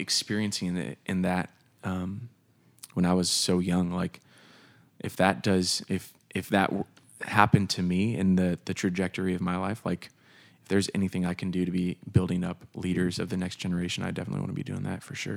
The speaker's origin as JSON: {"language": "English", "town": "Des Moines", "region": "Iowa", "country": "United States", "tie": "born or raised there", "also_born_or_lived": "Camp Hill, Pennsylvania", "said": "grew up here in the Des Moines area"}